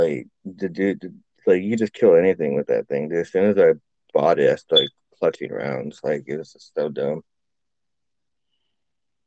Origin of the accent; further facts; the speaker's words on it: California, United States; moved away; I'm from Cali